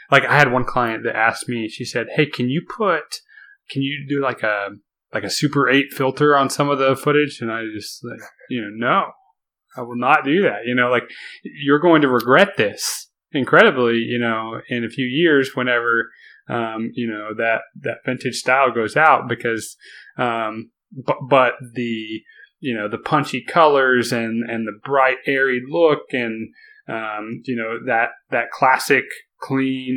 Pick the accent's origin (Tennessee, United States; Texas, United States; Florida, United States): Texas, United States; Austin; I have clients from my hometown of Austin